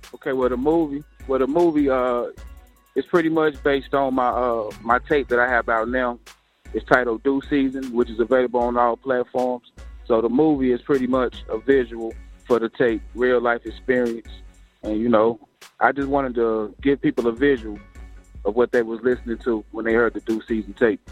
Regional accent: Greensboro, North Carolina, United States; also born or lived in Brooklyn, New York; I'm born in Brooklyn, New York, but ah. raised uh, here in Greensboro, North Carolina. That's what I claim.

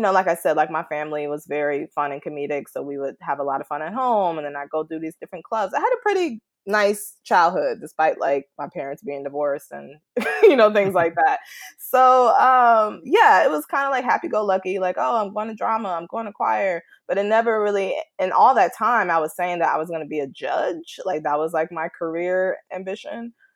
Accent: West suburbs of Chicago, Illinois, United States; I grew up, like, in the West suburbs, so I was about a good ten minutes from Chicago, but we just say Chicago just because we're so close.

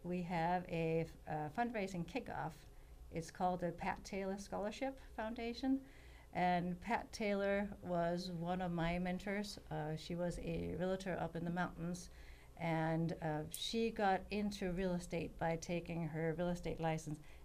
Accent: Denmark; moved away as an adult; also born or lived in California; now in Oakhurst, United States; I grew up in Denmark, and when I was 21, I hitchhiked around the world to figure out where I wanted to live

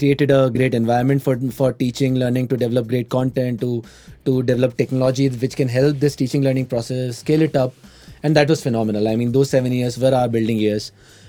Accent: Indore, Madhya Pradesh, India; moved away; I hail from a place called Indore in Madhya Pradesh.

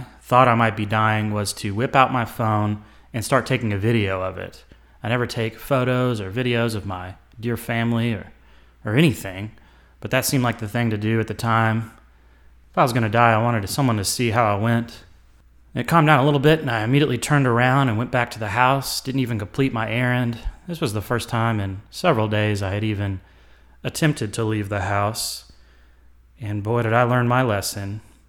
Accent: Nashville, Tennessee, United States; I did grow up in the South, obviously. I was born in Nashville. I was raised in a suburb of Nashville. It was a small town at the time.

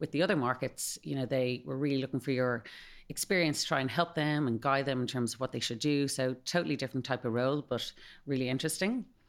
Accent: Malahide, Leinster, Ireland; accent: Irish; moved away as an adult; also born or lived in Spain / United States; I'm from Malahide, uh, so I went to D C U

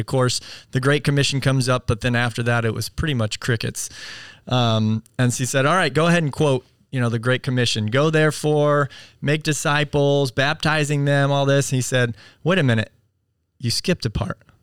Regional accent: United States; we as American Christians

